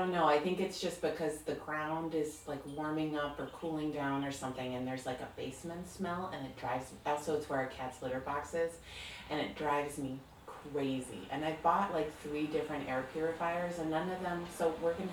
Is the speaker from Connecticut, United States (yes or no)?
yes; Connecticut, United States; When I was growing up in Connecticut